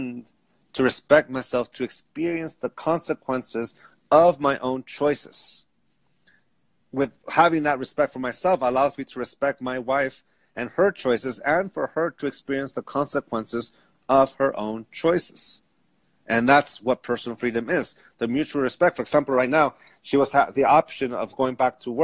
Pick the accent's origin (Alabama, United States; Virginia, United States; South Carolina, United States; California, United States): California, United States; San Diego; I grew up Catholic. I grew up in San Diego